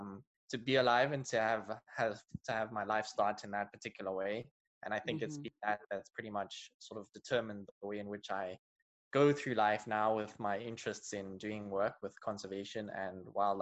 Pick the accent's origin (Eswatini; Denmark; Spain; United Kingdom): Eswatini; also born or lived in South Africa; now in United States; I was born in South Africa, but I was raised in Eswatini, and I actually grew up on a national park